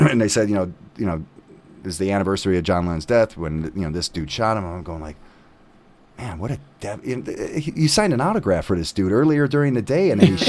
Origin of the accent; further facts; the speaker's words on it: Chicago, Illinois, United States; I grew up in Chicago